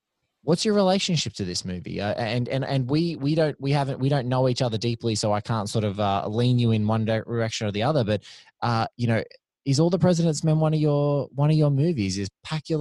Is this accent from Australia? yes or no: yes; Australia; Doug and I, you know, we're both Aussies